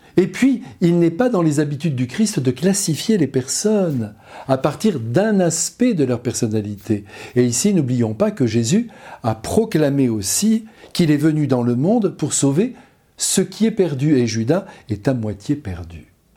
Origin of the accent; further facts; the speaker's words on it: France; Nous, chez nous, en France